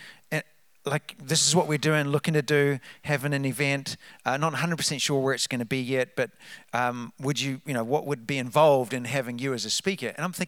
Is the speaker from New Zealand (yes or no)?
yes; New Zealand; moved away as an adult; also born or lived in Redding, California; now in New Hope, United States; As you can tell from the accent, we're from New Zealand, but we're Americans